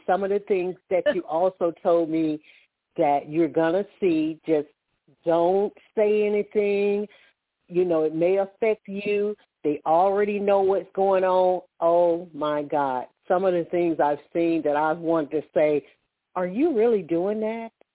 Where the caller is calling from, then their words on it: Alabama, United States; I'm calling from Alabama